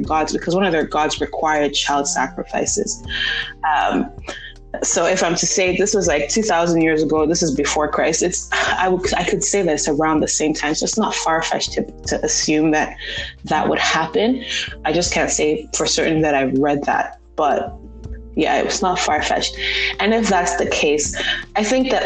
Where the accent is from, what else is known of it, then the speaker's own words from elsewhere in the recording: Nigeria; growing up in Nigeria, we grew up in a very international community